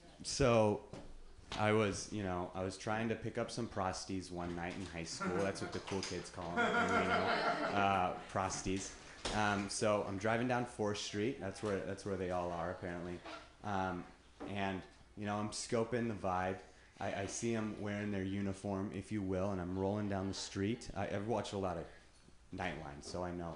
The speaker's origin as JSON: {"language": "English", "town": "Reno", "region": "Nevada", "country": "United States", "moved": "yes", "lives_now": "San Francisco, United States", "said": "I'm from Reno, Nevada"}